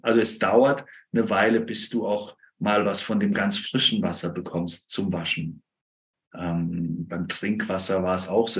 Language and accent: German; near Freiburg, Baden-Württemberg, Germany; Ich komme aus dem Süden Deutschlands, irgendwo bei Freiburg in der Gegend